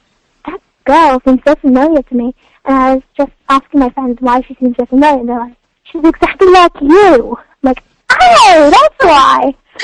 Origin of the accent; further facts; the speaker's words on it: Oxford, South East England, United Kingdom; I was like … I'm from Oxford.